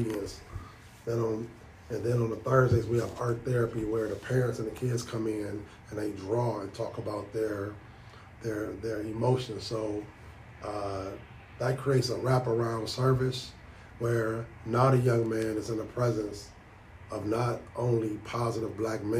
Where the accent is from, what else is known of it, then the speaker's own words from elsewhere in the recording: Detroit, Michigan, United States; And if anybody knows about Detroit, that's not the most desirable area.